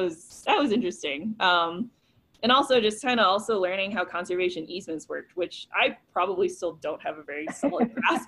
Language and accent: English; New York, United States; moved away as an adult; also born or lived in Mid-South; growing up in New York, guns were like not a thing